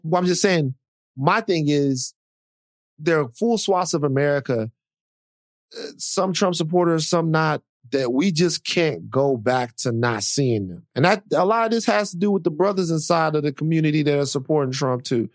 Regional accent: Louisiana, United States; I'm from Louisiana

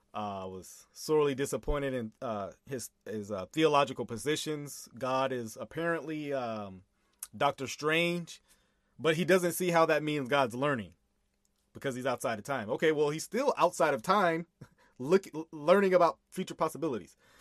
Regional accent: Texas, United States; I'm from Texas

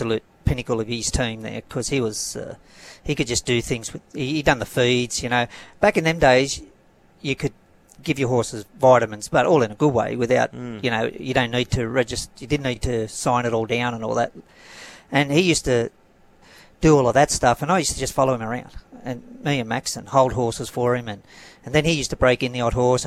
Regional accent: Greystanes, New South Wales, Australia; it started at Greystanes, where parents still live.

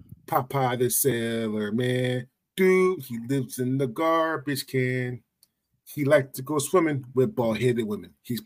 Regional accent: Philadelphia, Pennsylvania, United States; growing up in Philly

